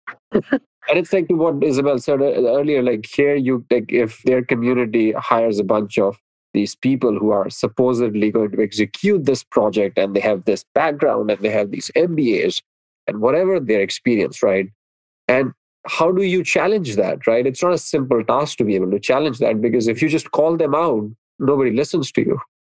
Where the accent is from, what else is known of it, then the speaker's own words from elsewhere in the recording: India; moved away as an adult; now in United States; when I was growing up in India, and I grew up in a small town